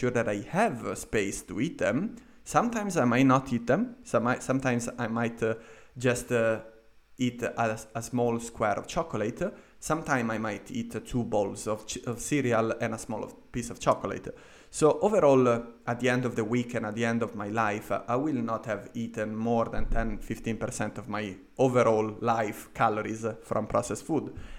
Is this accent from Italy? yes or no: yes; Italy; moved away as an adult; also born or lived in London, United Kingdom; now in Vienna, Austria; I went back to my home country in Italy